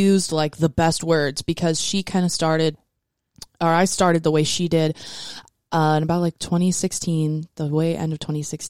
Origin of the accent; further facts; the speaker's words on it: South Dakota, United States; I tried being like a professional dominatrix in my hometown in South Dakota